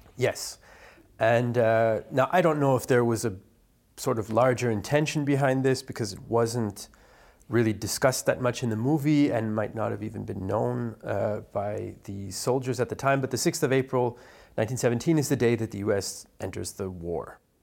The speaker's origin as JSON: {"language": "English", "country": "Canada", "said": "Being Canadian"}